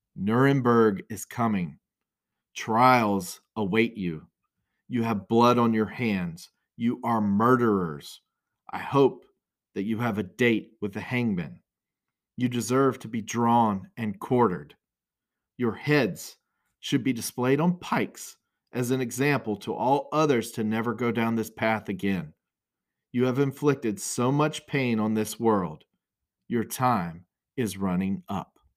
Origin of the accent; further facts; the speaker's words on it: Brunswick County, North Carolina, United States; I grew up in Brunswick County